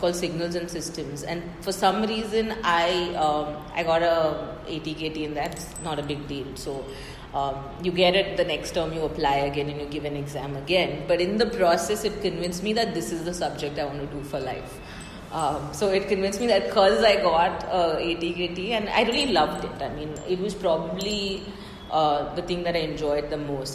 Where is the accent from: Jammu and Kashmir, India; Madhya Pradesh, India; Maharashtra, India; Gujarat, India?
Maharashtra, India; Mumbai; I'm from Bombay, so not a Delhi person at all. And grew up in Bombay